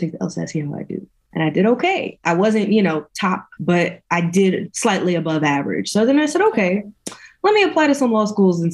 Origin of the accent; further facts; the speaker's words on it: New York City, New York, United States; I am originally from East New York, Brooklyn, born and raised